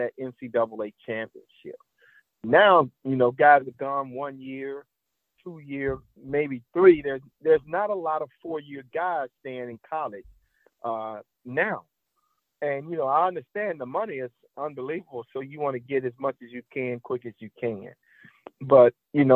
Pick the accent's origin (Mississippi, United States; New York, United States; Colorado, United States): Mississippi, United States; Holly Springs; I grew up in the South in Mississippi, Holly Springs, Mississippi